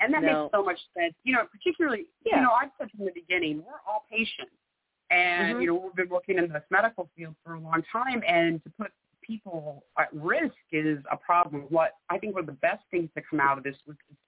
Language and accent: English; Tulsa, Oklahoma, United States; moved away; I'm in Tulsa. So I moved back to kind of my hometown just a couple months before COVID, actually, because my parents are here